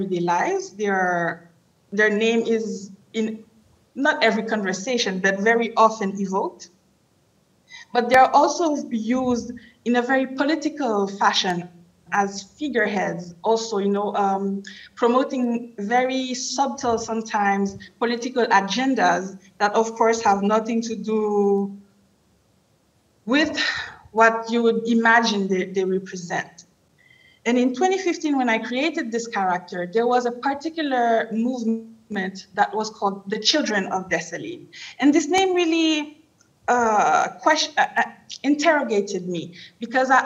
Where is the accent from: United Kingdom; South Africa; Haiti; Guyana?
Haiti; I was born and raised in Haiti, Haiti in the Caribbean, first Black Republic